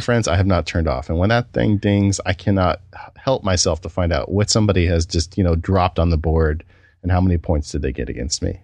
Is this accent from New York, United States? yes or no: no; California, United States; I'm from California